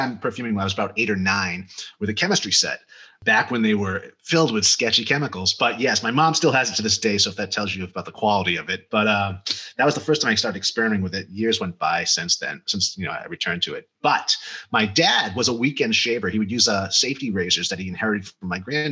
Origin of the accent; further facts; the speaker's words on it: Cape Cod, Massachusetts, United States; moved away as an adult; also born or lived in Amherst, Massachusetts / Central America; now in Arizona, United States; I am from Cape Cod, Massachusetts, originally